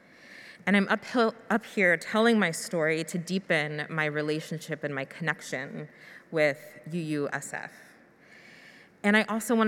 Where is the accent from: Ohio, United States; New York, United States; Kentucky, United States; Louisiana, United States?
Kentucky, United States; Louisville; also born or lived in Albuquerque, New Mexico; We moved from Albuquerque to Louisville, Kentucky for my middle school and high school years.